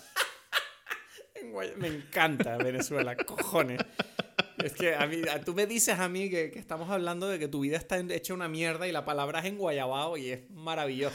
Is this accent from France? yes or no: yes; France; now in Canary Islands, Spain; soy un francés ah, canario adoptado